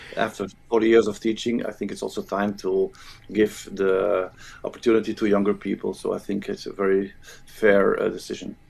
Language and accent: English; Flanders, Belgium; first language Dutch (Flemish); English is a second language; But I'm from Flanders, so my language, my native, native tongue is Flemish as we call it, which is Dutch.